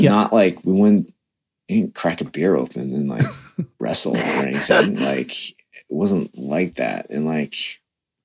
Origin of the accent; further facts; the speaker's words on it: Toronto, Ontario, Canada; I was born in Toronto when they came here in 84